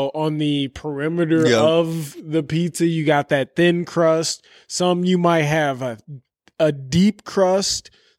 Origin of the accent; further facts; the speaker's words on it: Chicago, Illinois, United States; I'm fucking from the South Side, bitch. Fucking Canaryville, holla, bitch.